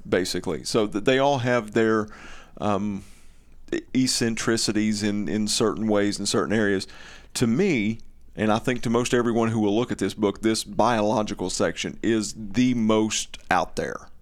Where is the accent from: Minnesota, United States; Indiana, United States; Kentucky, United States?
Kentucky, United States; Eastern; accent: Eastern Kentucky; my Eastern Kentucky dialect